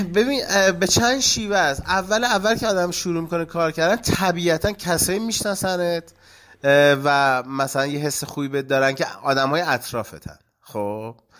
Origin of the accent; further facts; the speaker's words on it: Gachsaran, Kohgiluyeh and Boyer-Ahmad, Iran; also born or lived in Khuzestan; چون من توی اشایر دنیا آمدم پدرم شرکت نفتی بود و ما دیگه اومدیم مثلا خوزستان یه مدتی بودیم بعد دیگه اومدیم گشسران